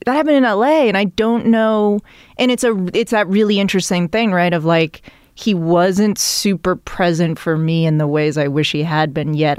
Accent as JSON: {"language": "English", "town": "Milton", "region": "Massachusetts", "country": "United States", "tie": "born or raised there", "also_born_or_lived": "New York", "moved": "as an adult", "said": "Milton is fifteen minute drive into Boston, as a kid, the public transportation was not great"}